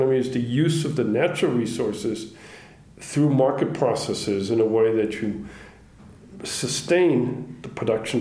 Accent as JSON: {"language": "English", "country": "United States", "also_born_or_lived": "Johannesburg, South Africa", "said": "as an American"}